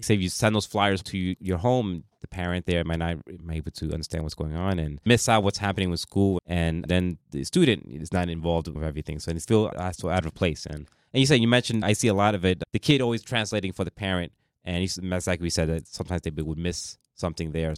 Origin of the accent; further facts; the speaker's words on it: New York City, New York, United States; first language Spanish; I'm Hispanic, and, I mean, we mentioned before, like, I, my first language was Spanish, but then I went to an English school, obviously, uh, 'cause I lived in the Bronx.